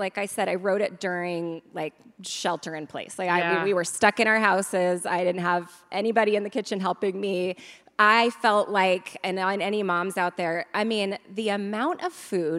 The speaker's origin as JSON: {"language": "English", "region": "California", "country": "United States", "said": "I'm from California"}